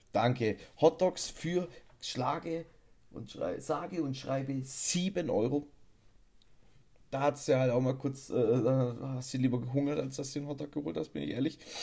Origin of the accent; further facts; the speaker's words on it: Bavaria, Germany; bei uns in Bayern